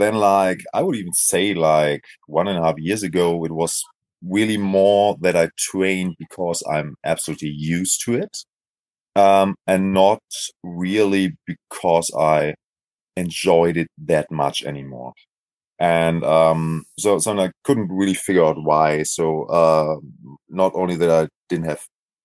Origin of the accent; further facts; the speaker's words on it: Essen, North Rhine-Westphalia, Germany; I'm from Germany, Essen, so it's like a western part of Germany.